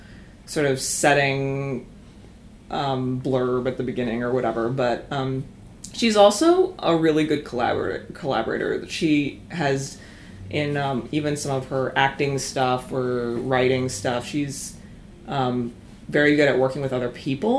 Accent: Calgary, Alberta, Canada; moved away as an adult; also born or lived in Kingston, Ontario; I grew up in Calgary

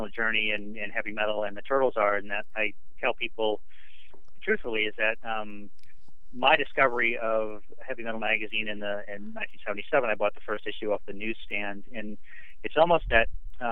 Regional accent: Maine, United States; I grew up in Maine

